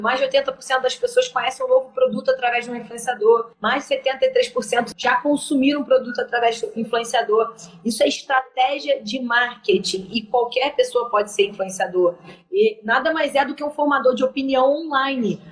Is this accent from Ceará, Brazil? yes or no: no; Niterói, Rio de Janeiro, Brazil; Nós somos de Niterói, nós somos mães